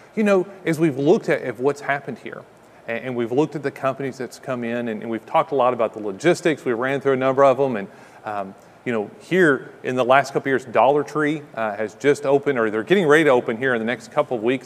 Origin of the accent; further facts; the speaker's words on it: Kentucky, United States; now in Ocala, United States; I'm from Kentucky